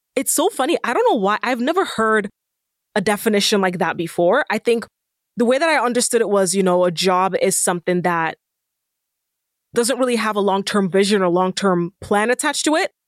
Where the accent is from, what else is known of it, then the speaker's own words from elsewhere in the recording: Nigeria; moved away; I'm also Nigerian